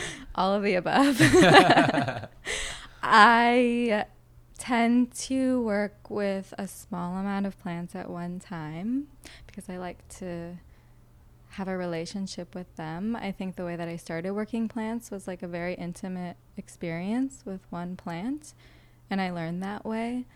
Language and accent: English; Boston, Massachusetts, United States; moved away; I'm from Boston. That's like where my roots are.